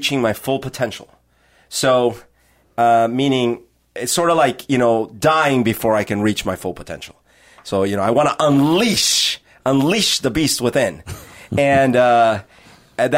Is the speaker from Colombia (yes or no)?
yes; Colombia; now in Seattle, United States; I was born in Colombia, and I, you know, my family and friends are still there. And I left. I left to come here, and I start a new life